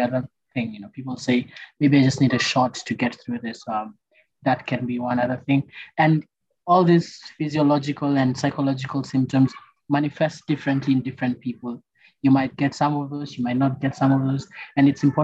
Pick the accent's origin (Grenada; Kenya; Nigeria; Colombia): Kenya; As Kenyans